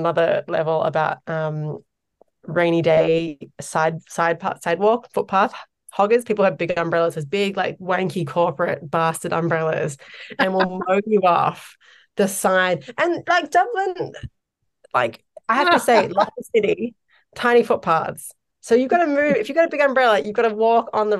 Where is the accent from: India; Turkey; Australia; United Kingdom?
Australia; moved away as an adult; now in Ireland; as an Australian